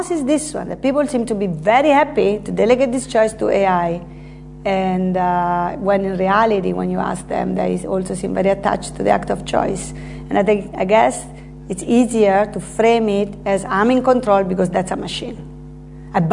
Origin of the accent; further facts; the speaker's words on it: Terni, Umbria, Italy; English is a second language; moved away as an adult; also born or lived in United States; now in London, United Kingdom; my hometown, Terni, in Italy.